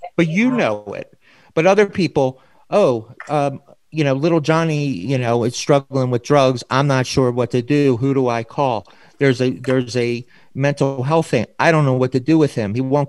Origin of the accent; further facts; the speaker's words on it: Baltimore, Maryland, United States; In my hometown of Baltimore, Maryland, where I grew up